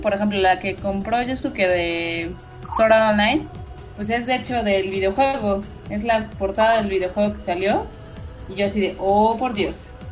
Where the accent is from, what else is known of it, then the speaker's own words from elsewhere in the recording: Mexico; como fan mexicano